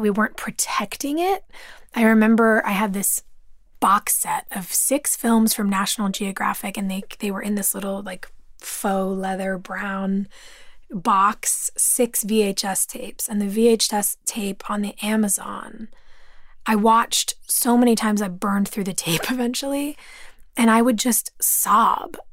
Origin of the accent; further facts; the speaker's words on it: Los Angeles, California, United States; growing up in California. Growing up in Los Angeles